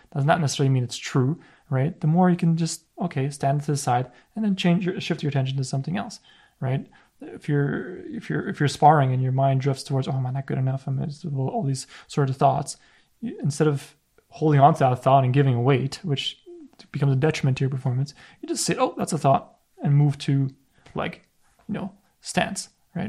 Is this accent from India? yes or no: no; Canada; a son of immigrant parents as well, and it's like, I had the identity crisis, like, am I Polish? Am I Canadian?